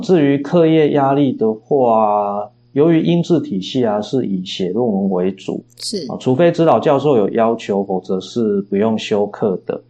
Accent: Chiayi, Taiwan; also born or lived in Auckland, New Zealand; 我的故乡嘉义

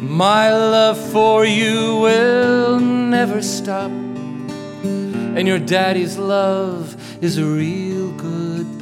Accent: Lexington, Kentucky, United States; welcome everybody to the beautiful and the historic Lyric Theater in our hometown of Lexington, Kentucky.

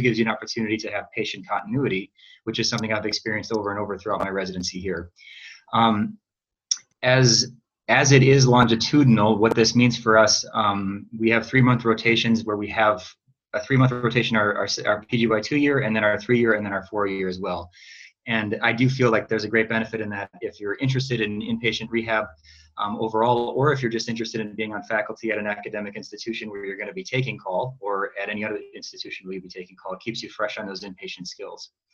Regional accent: Eau Claire, Wisconsin, United States; also born or lived in Madison, Wisconsin; I am a native of Wisconsin. I grew up in Eau Claire, which is uh, west central, um, in between the Twin Cities and Madison.

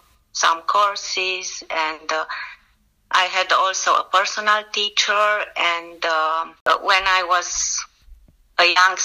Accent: Romania; English is a second language; We are 3 lecturers from Romania

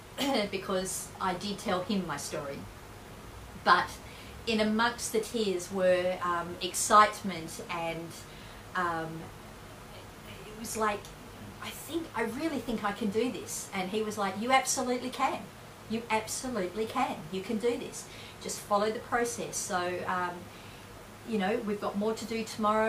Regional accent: Perth, Western Australia, Australia; I'm from Perth.

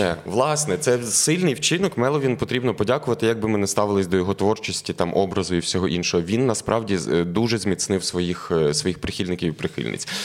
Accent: Galicia, Ukraine; я як галичанин

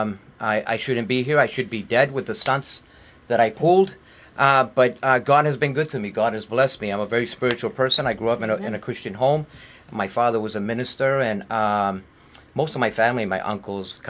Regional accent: Lawrence, Massachusetts, United States; I'm originally from Lawrence

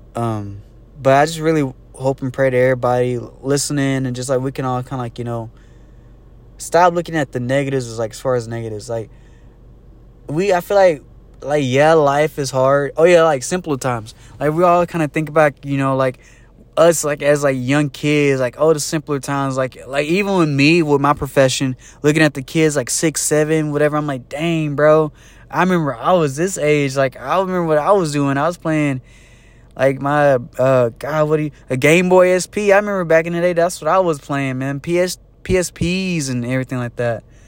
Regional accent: Jasper, United States; moved away; back in my hometown, Jasper

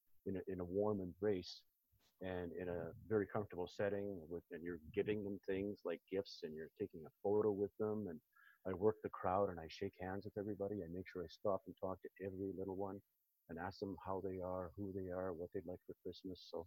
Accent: Saskatoon, Saskatchewan, Canada; when I was growing up in Saskatoon

